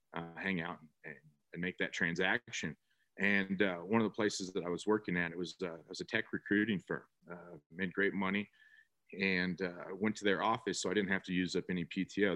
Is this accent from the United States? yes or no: yes; North Bay, California, United States; moved away as an adult; now in San Antonio, United States; born and raised in California, actually, North Bay.